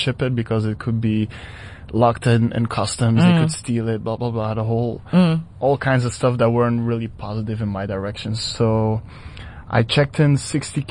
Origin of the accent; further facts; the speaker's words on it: Belgium; moved away as an adult; now in South Africa; Back in my hometown in Belgium